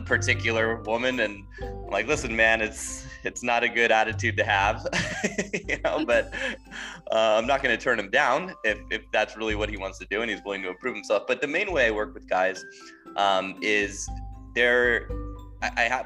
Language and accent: English; Southern California, United States; moved away as an adult; now in Kyiv, Ukraine; Originally from Southern California